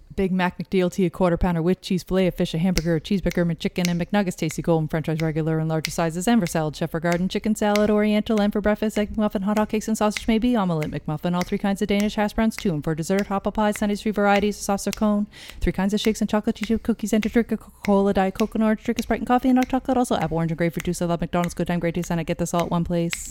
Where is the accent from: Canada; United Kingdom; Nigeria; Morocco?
Canada; we're Canadian